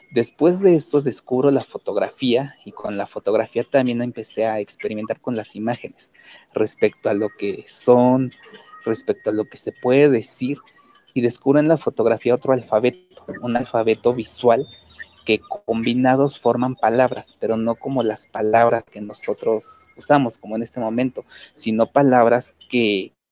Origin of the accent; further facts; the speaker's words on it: Mexico; first language Nahuatl; Spanish is a second language; en la que también empecé a mezclar mi lengua materna, que es la lengua náhuatl.